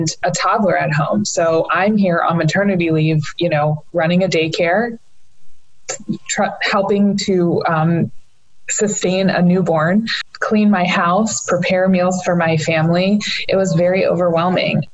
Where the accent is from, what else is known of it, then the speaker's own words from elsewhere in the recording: Pikesville, Maryland, United States; grown up here in the Pikesville area my whole life